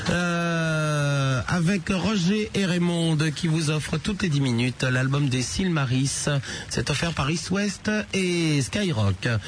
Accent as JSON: {"language": "French", "country": "Tunisia", "said": "Je me présente, je suis tunisien."}